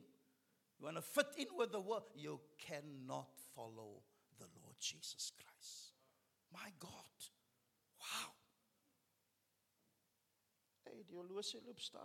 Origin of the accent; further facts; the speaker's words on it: Cape Town, Western Cape, South Africa; we're from Pinelands